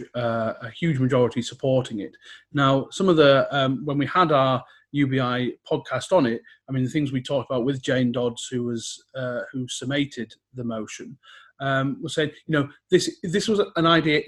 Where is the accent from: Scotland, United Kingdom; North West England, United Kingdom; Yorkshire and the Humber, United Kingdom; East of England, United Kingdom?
North West England, United Kingdom; West Cumbria; I grew up in West Cumbria near Sellafield